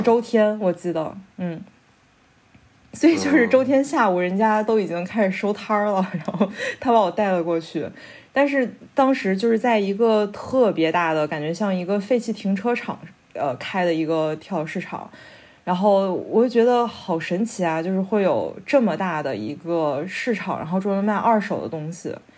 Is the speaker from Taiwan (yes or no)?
no; China; moved away as an adult; also born or lived in Kassel, Germany; now in Berlin, Germany; 我是中国人